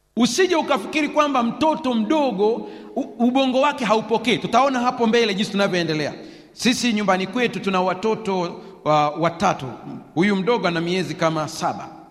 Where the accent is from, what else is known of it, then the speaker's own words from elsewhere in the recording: Sukumaland, Tanzania; Nilizaliwa Usukumani